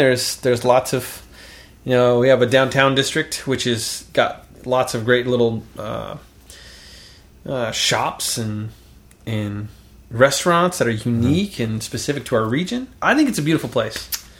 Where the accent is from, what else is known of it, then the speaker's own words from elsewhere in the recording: Kansas, United States; You know, we're from Kansas.